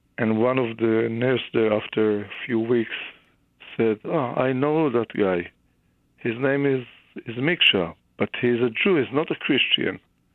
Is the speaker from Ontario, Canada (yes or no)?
no; Regina, Saskatchewan, Canada; You know, Canada, I grew up, I was born in Regina, Saskatchewan.